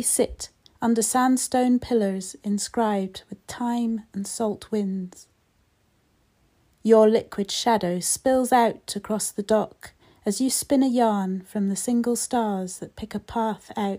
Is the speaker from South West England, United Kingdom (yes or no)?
no; Fife, Scotland, United Kingdom; also born or lived in St Andrews / Burntisland; I was born and brought up in Fife, in Scotland, where I still live today